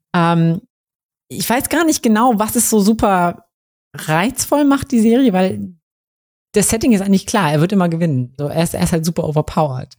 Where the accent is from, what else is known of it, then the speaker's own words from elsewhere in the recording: Kassel, Hesse, Germany; moved away; Also ich komme ja ursprünglich aus Kassel